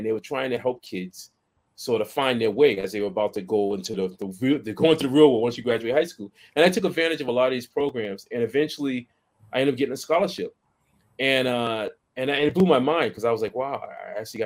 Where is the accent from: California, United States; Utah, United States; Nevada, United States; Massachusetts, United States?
Massachusetts, United States; Boston; I lived in Boston. I grew up in Boston, actually